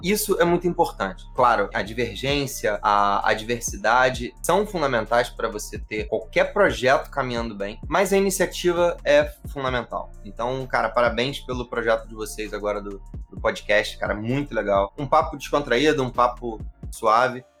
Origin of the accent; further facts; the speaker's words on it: Rio de Janeiro, Brazil; eu sou do Rio